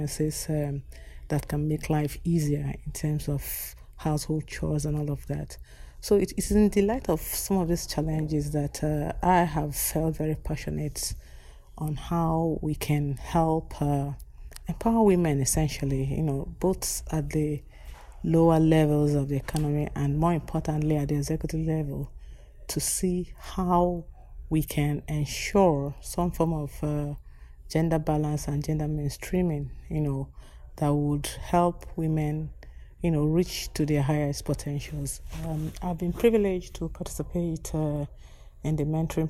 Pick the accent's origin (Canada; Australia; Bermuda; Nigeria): Nigeria; I come from Nigeria